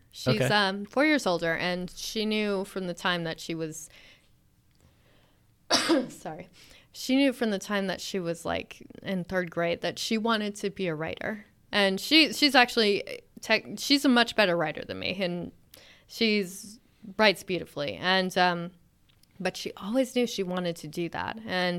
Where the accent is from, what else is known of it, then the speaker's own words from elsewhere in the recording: California, United States; also born or lived in Alabama / Texas; Originally, I'm from Alabama. And lived in Texas for a bit, and then mostly grew up in California. And then I sort of moved around for school. I was in New Hampshire